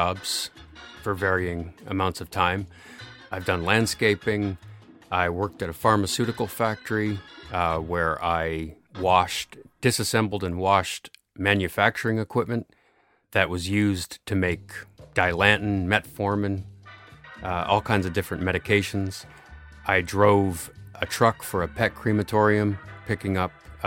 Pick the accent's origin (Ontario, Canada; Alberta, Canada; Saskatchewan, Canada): Ontario, Canada; Addison; now in Guelph, Canada; I grew up outside of Brockville, Ontario, in a little village called Addison